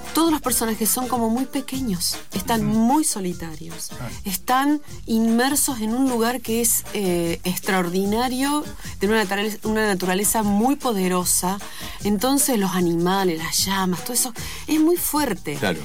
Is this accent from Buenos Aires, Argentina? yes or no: no; Córdoba, Argentina; yo soy de Córdoba